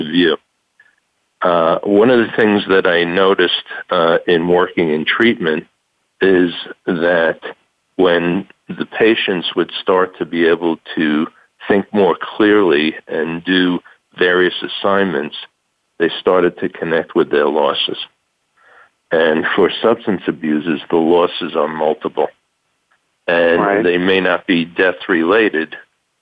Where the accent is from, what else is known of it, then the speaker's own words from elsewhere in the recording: New York, United States; moved away as an adult; now in Tucson, United States; I'm originally from New York